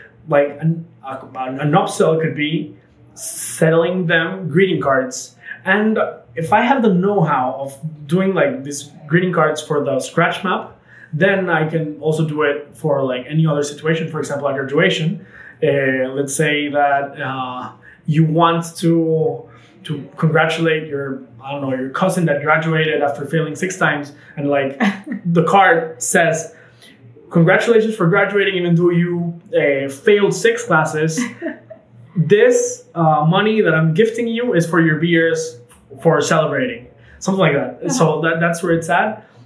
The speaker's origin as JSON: {"language": "English", "country": "Panama", "tie": "born or raised there", "said": "we grew up in Panama together"}